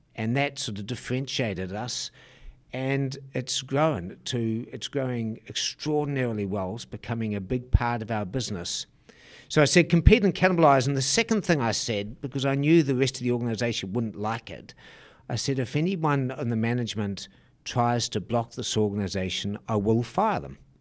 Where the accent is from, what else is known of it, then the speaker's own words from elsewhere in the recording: New Zealand; moved away; I'm a Kiwi.